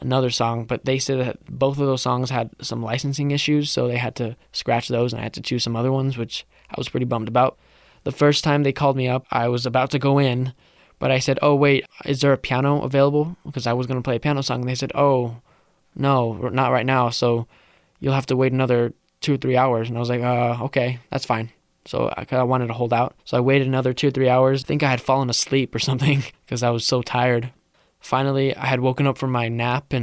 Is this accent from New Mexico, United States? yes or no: yes; Albuquerque, New Mexico, United States; first language Spanish; English is a second language; I was born and raised in the South Valley